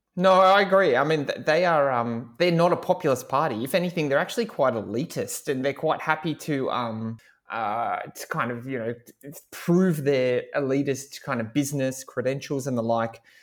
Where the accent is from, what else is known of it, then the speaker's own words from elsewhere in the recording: Hawkesbury, Macquarie electorate, New South Wales, Australia; I grew up in the Hawke's Creek part of the seat